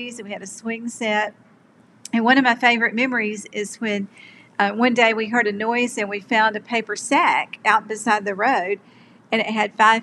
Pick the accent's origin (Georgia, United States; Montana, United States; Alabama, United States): Alabama, United States; Birmingham; I grew up in Birmingham in a small home in a community called ASIPCO. And ASIPCO is an acronym for American Cast Iron Pipe Company.